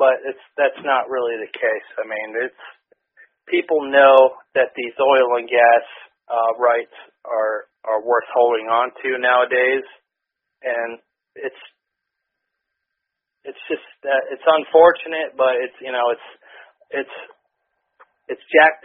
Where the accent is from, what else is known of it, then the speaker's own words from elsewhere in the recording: Williamsport, Pennsylvania, United States; I grew up not far from here. You know, I was a Williamsport native most of my life